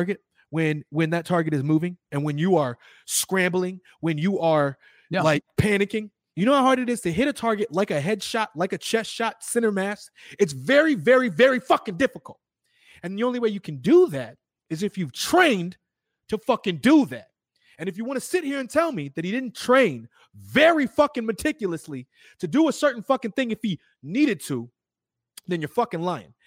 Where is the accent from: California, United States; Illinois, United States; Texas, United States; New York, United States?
Illinois, United States; I'm from Illinois